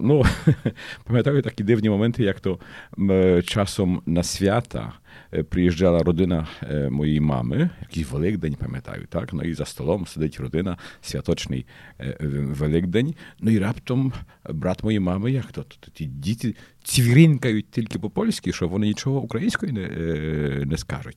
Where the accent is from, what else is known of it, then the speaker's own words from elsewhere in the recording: Lidzbark Warmiński, Warmian-Masurian Voivodeship, Poland; also born or lived in Olsztyn; Я швидко переїхав з Лізбарка в Армінського, де я народився і кінчав цю початкову школу до Ольштина